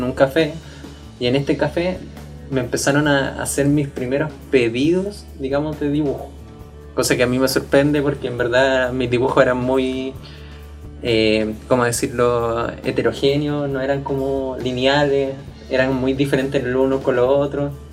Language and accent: Spanish; Puente Alto, Santiago Metropolitan Region, Chile; yo vengo de un colegio de Puente Alto, colegio municipal